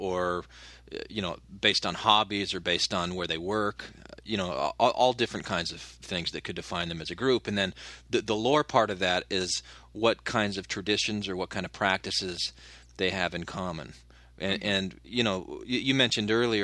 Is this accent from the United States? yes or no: yes; Phoenix, Arizona, United States; moved away; also born or lived in Utah; I grew up in Arizona